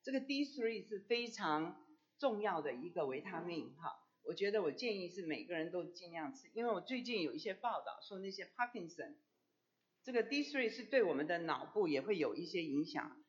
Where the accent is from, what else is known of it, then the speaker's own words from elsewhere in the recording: China; 熬大补汤，我们中国人都说，哎，我不喝牛奶，喝牛奶会拉肚子，我就不喝牛奶，我我煮骨头汤。